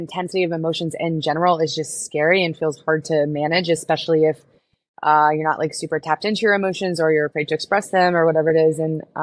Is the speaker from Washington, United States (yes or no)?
no; Houston, Texas, United States; moved away as an adult; also born or lived in Florida; I was born and raised in Houston